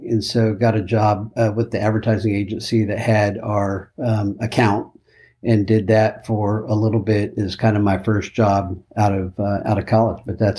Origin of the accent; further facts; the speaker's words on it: Austin, Texas, United States; And as I kind of referenced, grew up in Austin, but before that, my dad was an Air Force officer. And so moved literally every 18